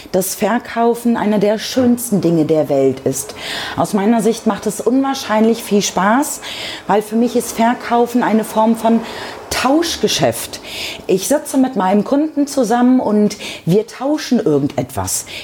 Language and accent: German; Lower Saxony, Germany; Ich komme auch ursprünglich aus Niedersachsen. Man sagt einem ja nach, dass man dort das reinste Hochdeutsch spricht.